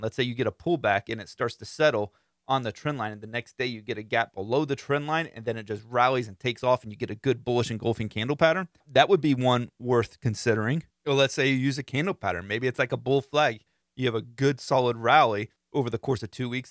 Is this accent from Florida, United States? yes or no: yes; Central Florida, United States; I'm from Central Florida